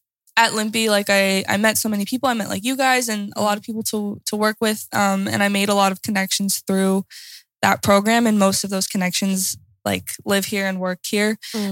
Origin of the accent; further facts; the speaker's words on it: United States; moved away as an adult; also born or lived in Lillehammer, Norway; now in Oslo, Norway; Said that earlier. But yeah, I'm from the States. I came here a year ago. Yeah, a little over a year ago.